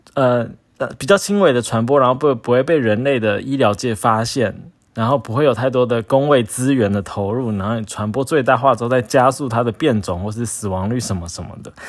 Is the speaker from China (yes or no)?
no; Taoyuan, Taiwan; moved away as an adult; now in Taipei, Taiwan; 我平常是在台北工作，那一天就是准备要回，其实我的老家就在桃园，就是现在 满城风雨的桃园